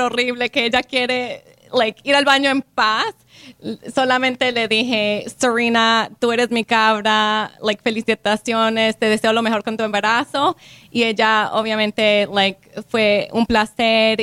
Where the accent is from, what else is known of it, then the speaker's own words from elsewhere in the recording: Colombia; now in Palm Beach County, United States; yo como colombiana, inmigrante de Colombia